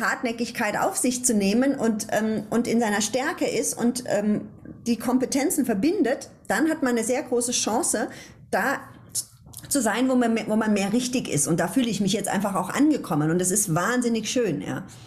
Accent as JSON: {"language": "German", "town": "Ludwigshafen", "region": "Rhineland-Palatinate", "country": "Germany", "said": "Ich komme ja aus Ludwigshafen"}